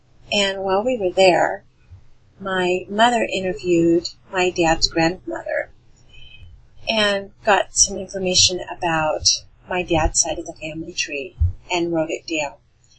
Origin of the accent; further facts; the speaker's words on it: Alaska, United States; Well, I grew up in Southeast Alaska, about 3,000 miles away from the rest of my family who were living in Western Michigan.